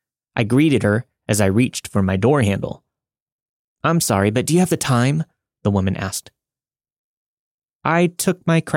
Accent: Canada; now in Calgary, Canada; I'm a Canadian living in Calgary, Alberta.

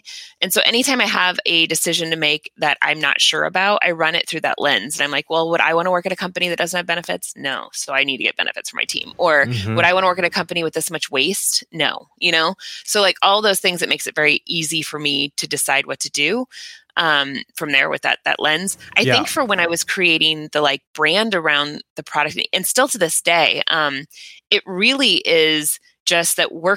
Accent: Indiana, United States; now in California, United States; I'm from Indiana. And we don't have coffee there

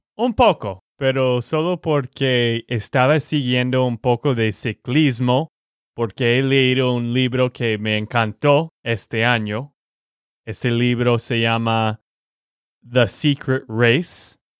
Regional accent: Texas, United States; de Texas, Estados Unidos

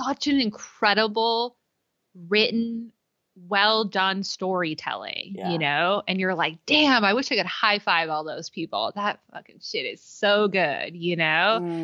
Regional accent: California, United States; I'm still fifth generation California through her

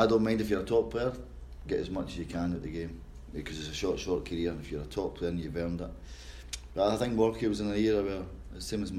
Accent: Scotland, United Kingdom; being Scottish, because people think we talk funny up there

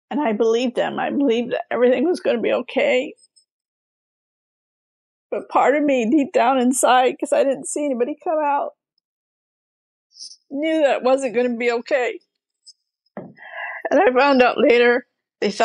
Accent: Los Angeles, California, United States; also born or lived in Bell, California; My mom brought me out to California at the age of 3, and I grew up in Highland Park, California

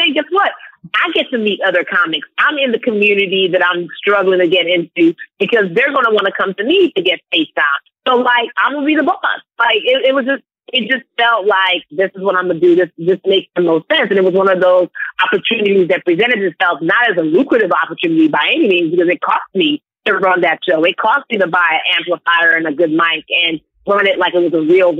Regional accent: Nigeria; And because I'm Nigerian, we're so entrepreneurial in our mindset.

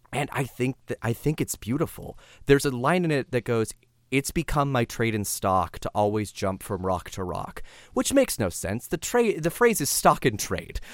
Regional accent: San Diego, California, United States; I grew up Catholic in San Diego, California

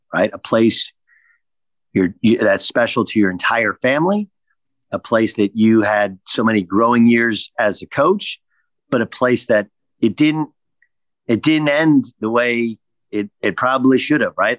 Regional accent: Orange County, California, United States; I grew up in Orange County

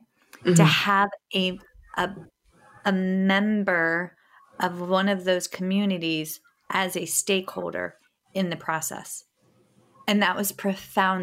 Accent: White Oak, Virginia, United States; I grew up in White Oak, Virginia, which is outside of Fredericksburg

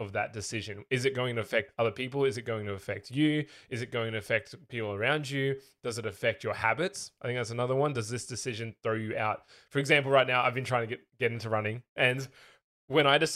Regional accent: Australia; moved away; I used to just be the Australian. Now I'm the Australian tech guy.

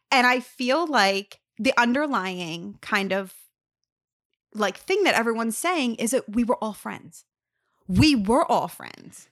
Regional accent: Lower Gwynedd, Pennsylvania, United States; moved away as an adult; now in New Jersey, United States; I was from Lower Greenwich

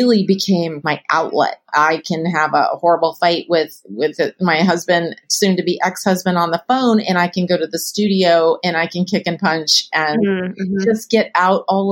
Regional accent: California, United States; I grew up in California.

